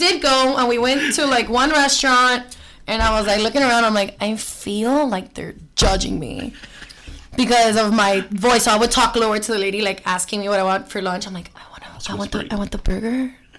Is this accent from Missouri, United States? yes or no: no; Miami, Florida, United States; accent: Miami; oh, I'm from Miami, or they've automatically guessed that I'm from Miami because of my accent